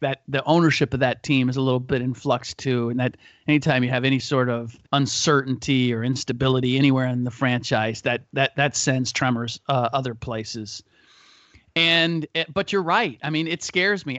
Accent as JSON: {"language": "English", "region": "Ohio", "country": "United States", "moved": "yes", "said": "I'm from Ohio originally."}